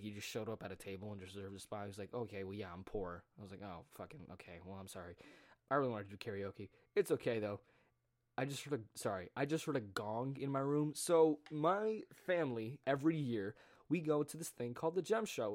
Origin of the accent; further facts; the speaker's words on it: United States; someone who grew up in America